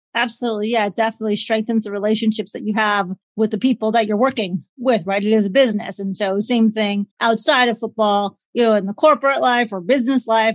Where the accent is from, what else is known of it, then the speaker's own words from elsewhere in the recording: Chicago, Illinois, United States; Growing up in Chicago